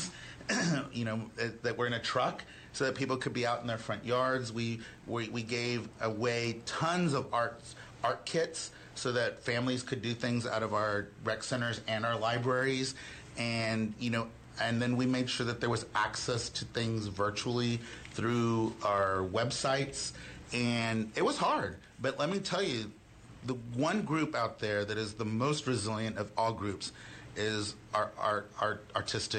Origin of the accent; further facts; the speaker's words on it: Houston, Texas, United States; also born or lived in Austin; now in Dallas, United States; I was born and raised in Houston.